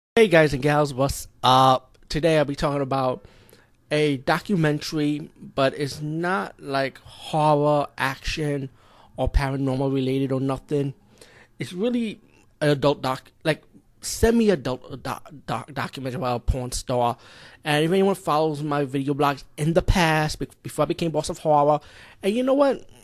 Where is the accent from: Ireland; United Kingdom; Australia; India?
India; as being Indian